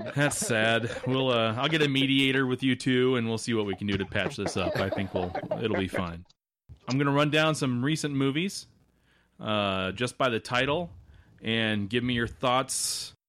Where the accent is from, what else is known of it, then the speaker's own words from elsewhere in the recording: Nebraska, United States; I'm from Nebraska